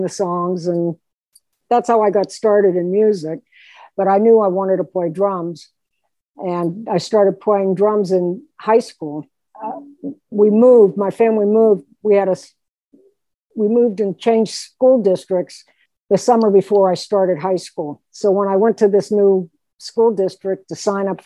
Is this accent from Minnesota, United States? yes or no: no; Pittsburgh, Pennsylvania, United States; I'm a Pittsburgh girl, born and raised in Pittsburgh